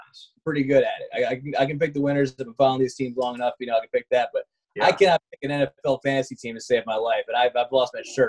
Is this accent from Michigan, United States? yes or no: yes; Lansing, Michigan, United States; I was born in Lansing, Michigan. Home of the Spartans